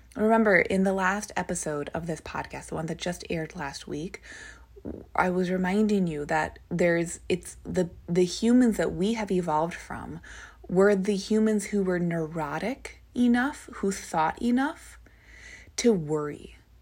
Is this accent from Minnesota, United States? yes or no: yes; Minnesota, United States; Where I grew up, so is where my family lives. We live in Minnesota